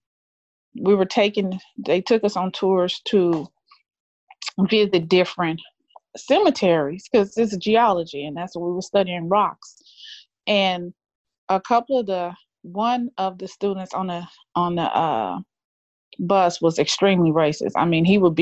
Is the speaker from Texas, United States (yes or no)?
yes; Pasadena, Texas, United States; I grew up in Pasadena school district